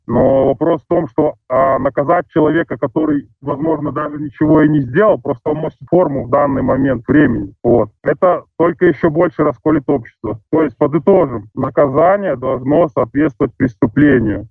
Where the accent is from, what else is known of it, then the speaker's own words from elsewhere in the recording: Belarus; moved away as an adult; мы все белорусы